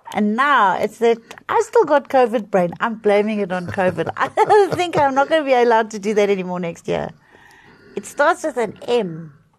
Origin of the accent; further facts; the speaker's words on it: South Africa; It's hard being a South African at the moment